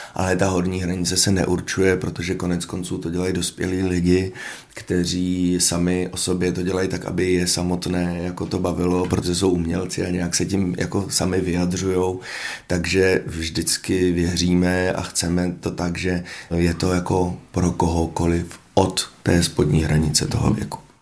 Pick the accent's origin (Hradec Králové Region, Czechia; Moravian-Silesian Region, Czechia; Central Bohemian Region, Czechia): Hradec Králové Region, Czechia; Hradec Králové; já jsem z Hradce